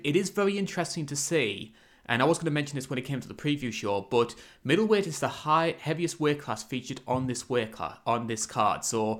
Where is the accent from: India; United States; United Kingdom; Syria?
United Kingdom